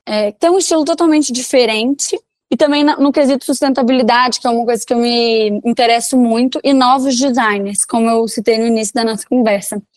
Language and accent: Portuguese; Belo Horizonte, Minas Gerais, Brazil; also born or lived in Divinópolis, Minas Gerais; Eu sou de Divinópolis, Minas Gerais, mas eu morei minha vida toda em Belo Horizonte.